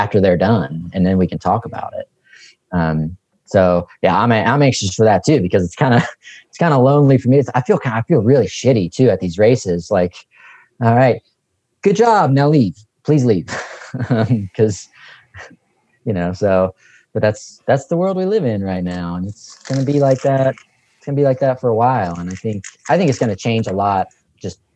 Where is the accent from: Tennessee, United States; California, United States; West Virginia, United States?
West Virginia, United States; accent: Southern; moved away as an adult; now in Kentucky, United States; I grew up in West Virginia and most of my family's from West Virginia. I spent the last 20 years in Kentucky